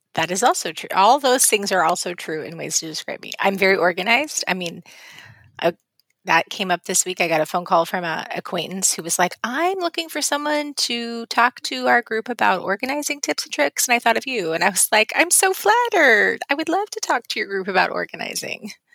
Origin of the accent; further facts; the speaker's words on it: West Coast, United States; moved away; I grew up on the West Coast